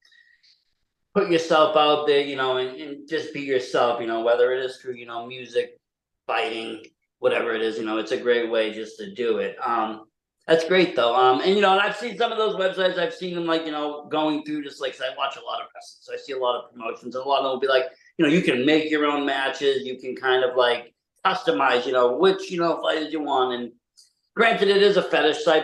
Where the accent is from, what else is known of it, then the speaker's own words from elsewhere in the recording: Massachusetts, United States; I'm from Mass